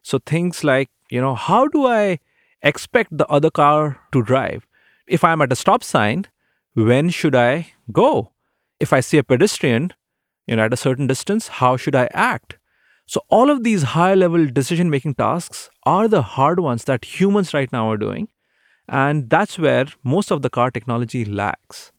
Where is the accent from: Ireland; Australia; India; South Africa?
India; moved away as an adult; now in Seattle, United States; growing up in India, There weren't many opportunities for aviation